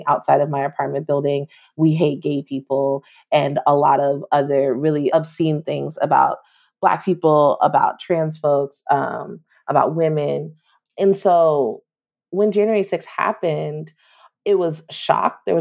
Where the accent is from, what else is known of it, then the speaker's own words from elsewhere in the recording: New York City, New York, United States; now in Washington, DC, United States; I was born in New York City. I've lived, only lived in New York, in DC.